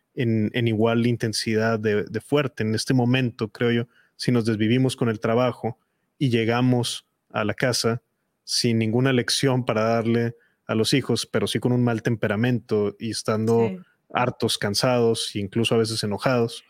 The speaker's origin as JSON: {"language": "Spanish", "country": "Mexico", "said": "en mi país"}